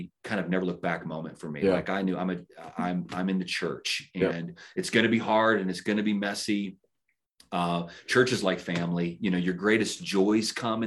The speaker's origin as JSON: {"language": "English", "town": "Baton Rouge", "region": "Louisiana", "country": "United States", "tie": "born or raised there", "said": "I was born in Baton Rouge, Louisiana"}